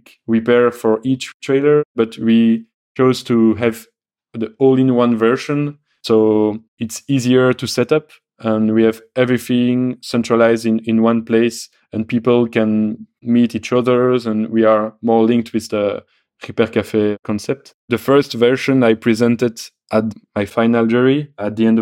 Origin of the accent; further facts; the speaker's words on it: Belgium; I come from Belgium